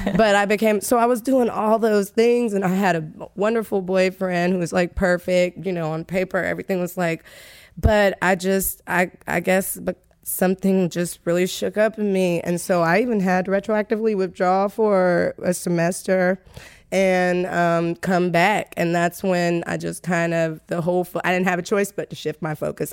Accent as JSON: {"language": "English", "town": "Tallahassee", "region": "Florida", "country": "United States", "tie": "born or raised there", "moved": "as an adult", "said": "I grew up in Tallahassee, and I basically grew up on the campus"}